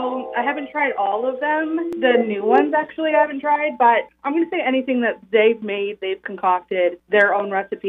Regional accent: Brewer, Maine, United States; I'm from Brewer.

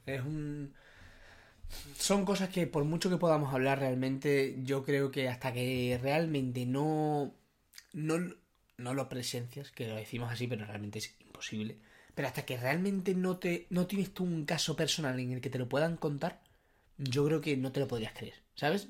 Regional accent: Spain

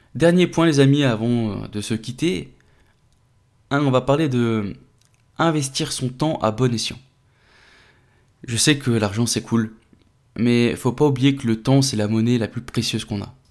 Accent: France; chez nous en France

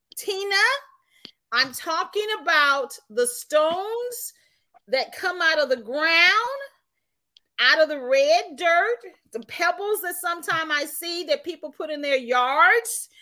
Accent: Tipton County, Tennessee, United States; also born or lived in Washington D.C.; we were living in Tipton County.

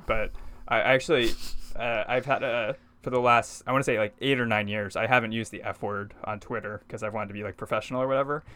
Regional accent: Texas, United States; now in New York City, United States; growing up in Texas

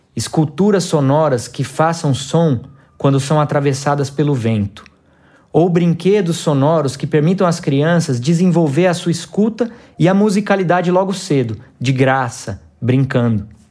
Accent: Campinas, São Paulo, Brazil; moved away as an adult; also born or lived in Goiás (city), Goiás; now in Goiás, Brazil; nascido na cidade de Campinas, São Paulo, e atualmente vivo na cidade de Goiás

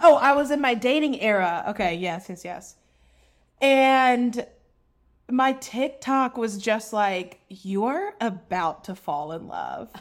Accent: the South, United States; We grew up in the South.

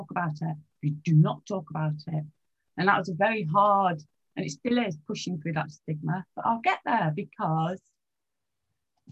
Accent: England, United Kingdom; I'm from England

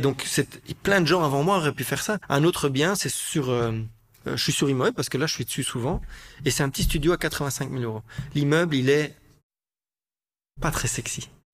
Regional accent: Brussels, Brussels-Capital Region, Belgium; je suis un Bruxellois, j'ai grandi à Bruxelles

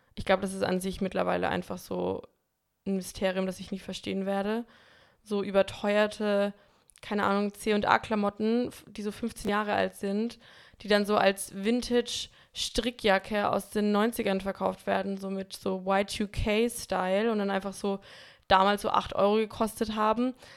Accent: Bamberg, Bavaria, Germany; now in Berlin, Germany; in Bamberg, in meiner Heimatstadt

